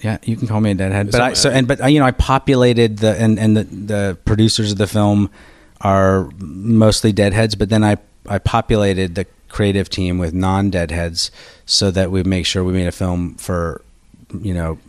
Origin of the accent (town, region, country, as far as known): Berkeley, California, United States; born or raised there; also born or lived in Washington, D.C.